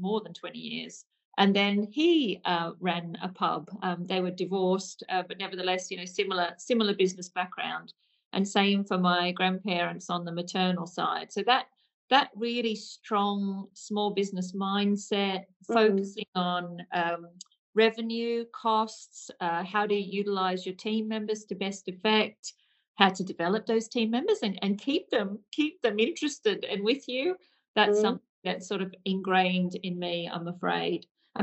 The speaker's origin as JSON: {"language": "English", "area": "Hunter Valley", "region": "New South Wales", "country": "Australia", "tie": "born or raised there", "accent": "Aussie", "moved": "as an adult", "lives_now": "United Kingdom", "said": "So my Aussie accent has definitely not left me, I'm afraid. So I am from Hunter Valley in New South Wales in Australia."}